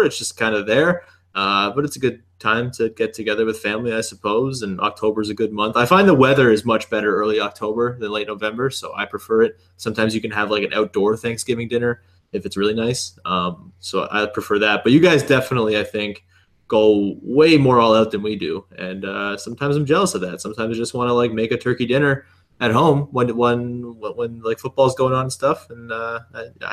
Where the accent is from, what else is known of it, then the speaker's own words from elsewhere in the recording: Canada; accent: Canadian; my Canadian accent